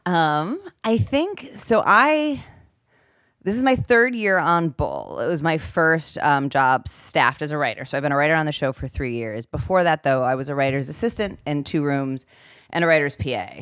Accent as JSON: {"language": "English", "town": "Oak Park", "region": "Illinois", "country": "United States", "tie": "born or raised there", "said": "I grew up, um, just outside of Chicago in Oak Park, Illinois."}